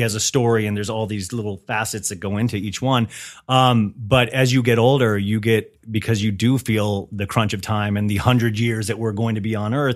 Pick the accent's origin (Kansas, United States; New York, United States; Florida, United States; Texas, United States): Kansas, United States; moved away; I grew up in Kansas